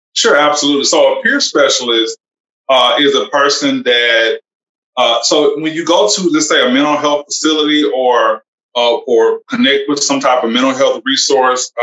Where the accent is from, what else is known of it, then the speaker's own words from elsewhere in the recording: Alabama, United States; also born or lived in Georgia; I am from actually from Alabama